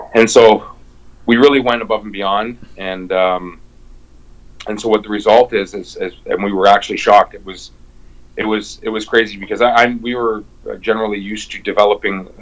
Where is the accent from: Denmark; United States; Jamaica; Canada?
Canada; Windsor, Ontario; now in near Montreal, Canada; came here about 22 years ago, but I'm originally from Windsor, Ontario.